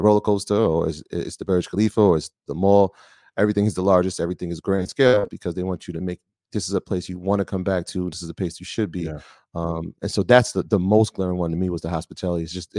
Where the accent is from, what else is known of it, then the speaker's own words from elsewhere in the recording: New York, United States; we come from New York